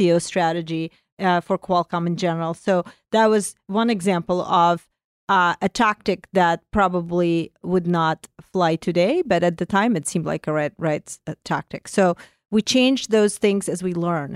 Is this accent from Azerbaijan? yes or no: yes; Azerbaijan; first language Russian; English is a second language; moved away as an adult; also born or lived in Soviet Union; now in United States; I come from Azerbaijan, so not too far from you